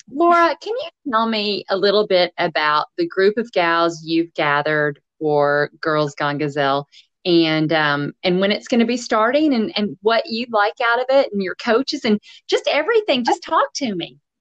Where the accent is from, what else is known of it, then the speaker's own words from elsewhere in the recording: Nashville, Tennessee, United States; now in Nova Scotia, Canada; I'm from Nashville, Tennessee